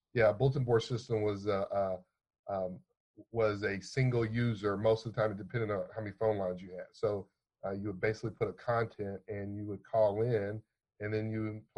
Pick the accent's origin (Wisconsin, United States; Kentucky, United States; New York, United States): Kentucky, United States; Louisville; Born and raised in Louisville, Kentucky. This is where I called home for my entire life, it seems